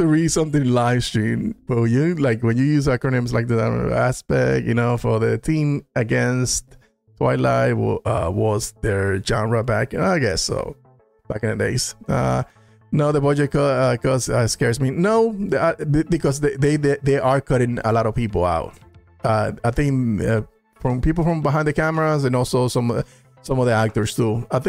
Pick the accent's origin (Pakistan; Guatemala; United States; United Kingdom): United States; Corona, California; I went to school with Superman. He's from my hometown. Oh, really? Corona, California.